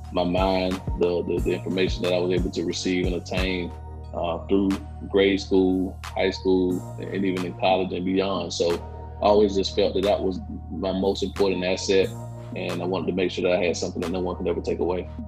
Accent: Quincy, Florida, United States; I grew up in a small town of Quincy, Florida.

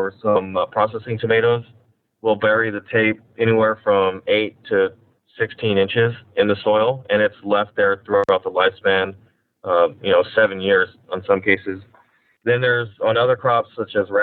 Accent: Salinas Valley, California, United States; also born or lived in San Luis Obispo, California; I grew up in the Salinas Valley

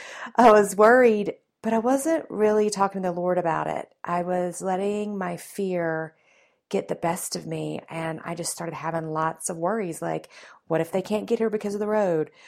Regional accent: the South, United States; accent: Southern; my Southern roots. I was raised in the South

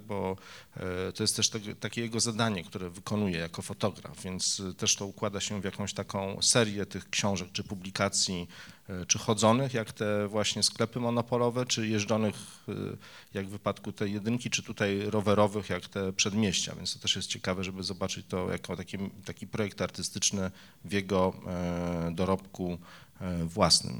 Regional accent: Warsaw, Masovian Voivodeship, Poland; Ja jako warszawiak

